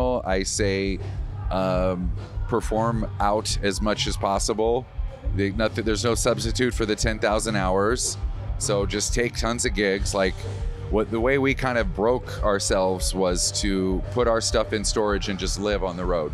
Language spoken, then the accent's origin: English; Wisconsin, United States; I'm from Wisconsin